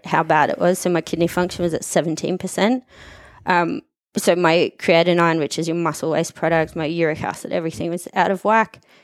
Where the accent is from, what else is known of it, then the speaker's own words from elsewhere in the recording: Australia; moved away as an adult; also born or lived in Sunshine Coast, Australia / Brisbane, Australia / Abu Dhabi, United Arab Emirates; now in Dubai, United Arab Emirates; I grew up in Wyndham North, went to Wyndham North State School and High School